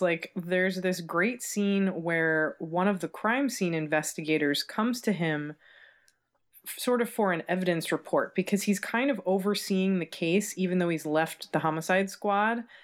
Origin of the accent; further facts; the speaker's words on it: United States; as an American, we didn't learn anything about this in, in school